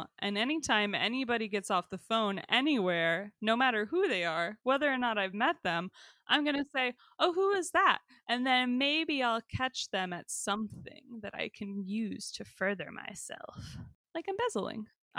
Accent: New York, United States; Told him to get lost, buddy. I'm from New York.

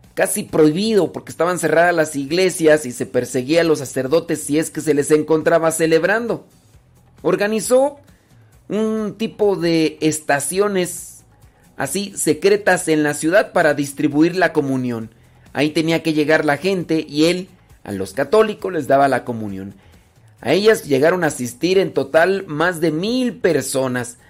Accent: Mexico; somos mexicanos

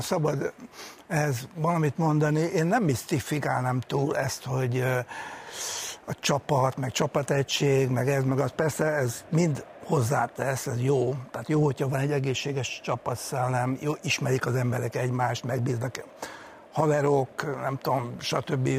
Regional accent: Budapest, Hungary; úgyhogy egy pesti gyerek voltam

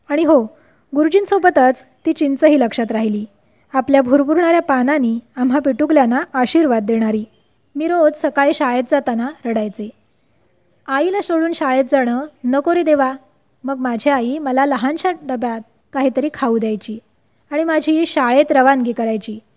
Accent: Vervali, Maharashtra, India; माझं बालपण आणि माहेरचं छोटंसं गाव वेरवली याविषयी वेरवली लांजा तालुक्यातलं छोटंसं गाव

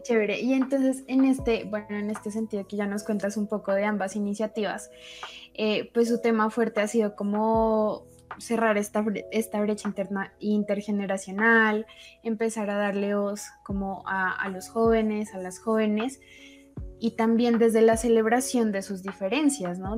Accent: Colombia; nosotros como colombianos

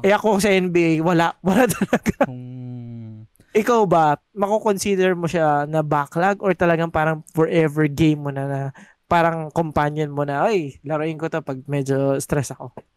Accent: Las Piñas, Metro Manila, Philippines; taga Las Piñas ako.

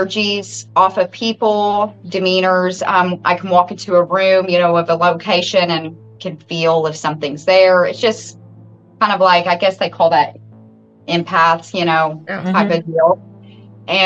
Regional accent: Salem, Indiana, United States; born and raised right here in Washington County, Salem

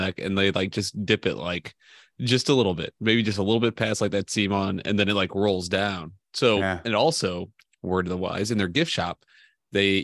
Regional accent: United States; I'm an American

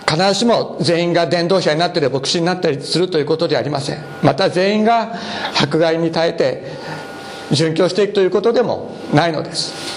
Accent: Nagasaki, Japan; 私 は長崎長崎で育ちました

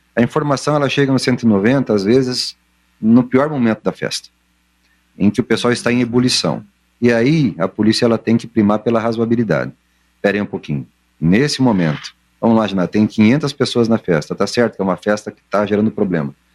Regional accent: Londrina, Paraná, Brazil; Eu sou de Londrina

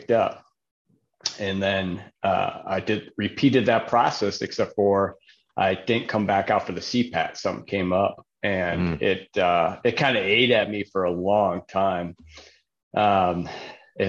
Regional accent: Buffalo, New York, United States; moved away as an adult; now in Phoenix, United States; I grew up in Buffalo, New York

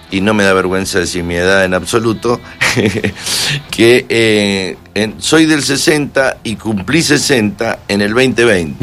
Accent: Mendoza, Argentina; now in Madrid, Spain; acá en Mendoza, por supuesto, mi tierra

